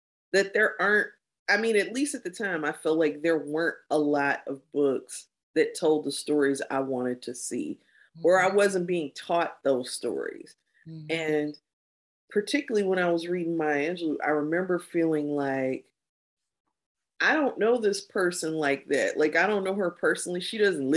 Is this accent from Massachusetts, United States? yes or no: no; Kankakee, Illinois, United States; also born or lived in Chicago; I was very involved in the Black community where I grew up in Kankakee